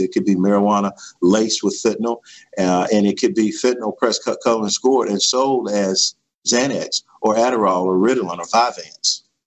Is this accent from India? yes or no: no; Bond, Mississippi, United States; I am from uh, Bond, Mississippi, in Stone County. Uh, I graduated from Stone County High School